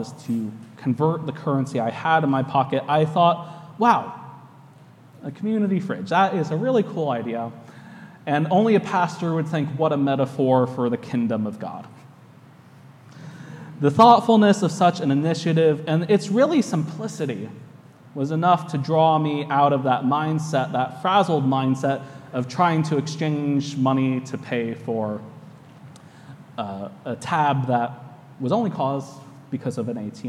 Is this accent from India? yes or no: no; United States; accent: American English; now in New York, United States; my American English